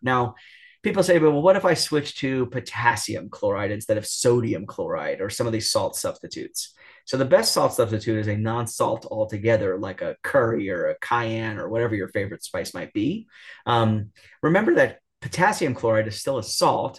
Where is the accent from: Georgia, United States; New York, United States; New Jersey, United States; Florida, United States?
New York, United States; I'm from New York